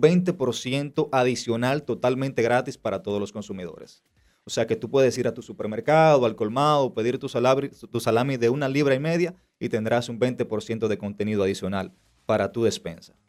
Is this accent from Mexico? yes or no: no; Dominican Republic; nosotros como dominicanos